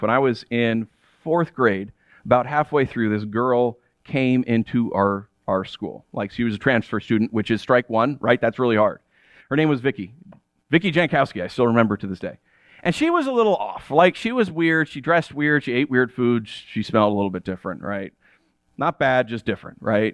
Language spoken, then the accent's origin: English; United States; I'm American